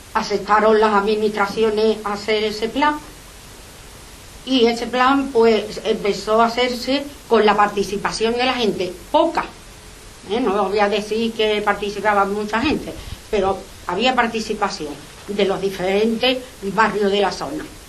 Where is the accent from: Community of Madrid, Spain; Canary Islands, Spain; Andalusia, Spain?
Andalusia, Spain; Seville; Nosotros somos vecinos de Sevilla para los que pagamos los impuestos